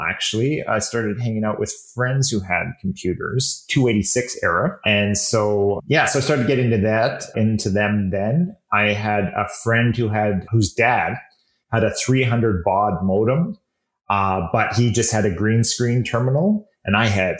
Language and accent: English; Calgary, Alberta, Canada; born and raised in Calgary.